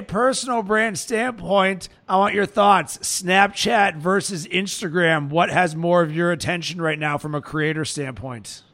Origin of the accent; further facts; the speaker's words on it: Pittsburgh, Pennsylvania, United States; I'm from Pittsburgh and I'm a Steelers fan